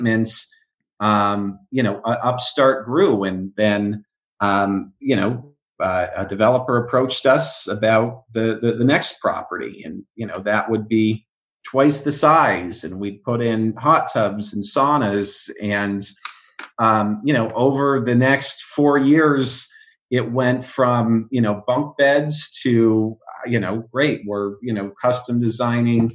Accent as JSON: {"language": "English", "region": "Oregon", "country": "United States", "tie": "born or raised there", "moved": "yes", "lives_now": "Los Angeles, United States", "said": "I grew up in Oregon, rock climbing, canyoneering"}